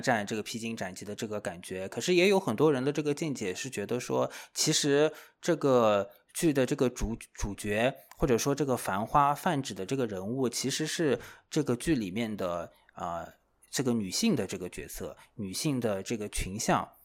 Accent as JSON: {"language": "Chinese", "region": "Shanghai", "country": "China", "tie": "born or raised there", "said": "我是这个上海土著 土生土长的这个上海人"}